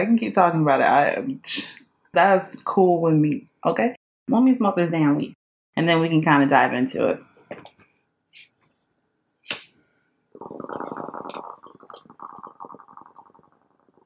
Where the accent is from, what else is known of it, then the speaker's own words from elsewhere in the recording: Georgia, United States; also born or lived in New York; now in Los Angeles, United States; I'm originally from Georgia. That's where I grew up